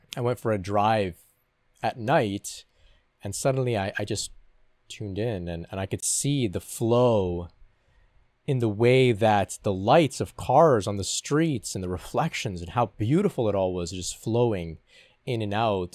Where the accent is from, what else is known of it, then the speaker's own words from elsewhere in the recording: Canada; I'm from Canada